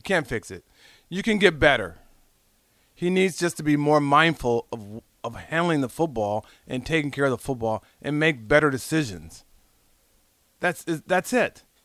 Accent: Southern California, United States; moved away; I'm from Southern California

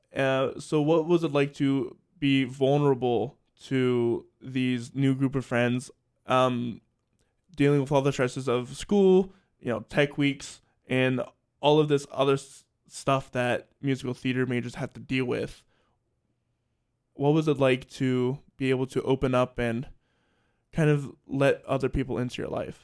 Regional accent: Salisbury, Maryland, United States; moved away as an adult; also born or lived in Lancaster, Pennsylvania; I'm from Salisbury, Maryland.

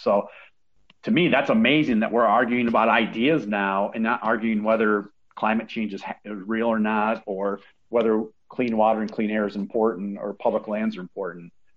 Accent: Sturgis, Michigan, United States; my hometown of Sturgis, Michigan

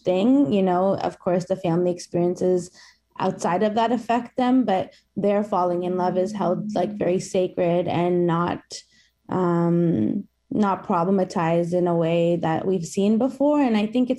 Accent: Toronto, Ontario, Canada; my hometown

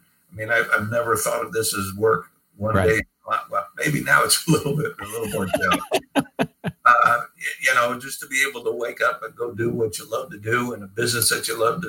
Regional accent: Indiana, United States; moved away as an adult; also born or lived in Alabama; now in Southern Pines, United States; I came from Indiana

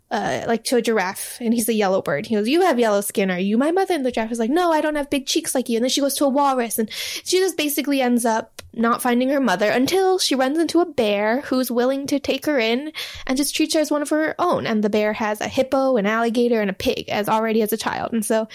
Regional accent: Hawaii, United States; moved away as an adult; also born or lived in Hebei, China; now in Los Angeles, United States; I was raised in Hawaii, which is very heavily Asian. So white people are definitely the minority.

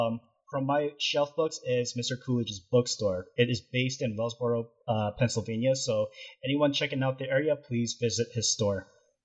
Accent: Canada; moved away as an adult; now in California, United States; I was in Canada, so Canadian born and raised, and then I started to live here in California for almost about 8 years now.

